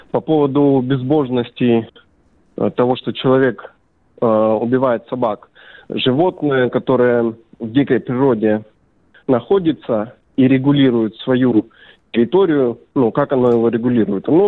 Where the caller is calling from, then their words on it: Belgorod, Belgorod Oblast, Russia; Я не из Перми, я из города Белгород.